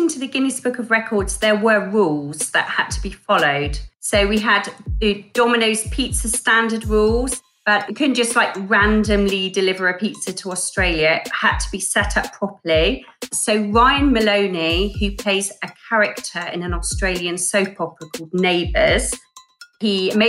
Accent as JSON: {"language": "English", "region": "England", "country": "United Kingdom", "said": "I'm from England."}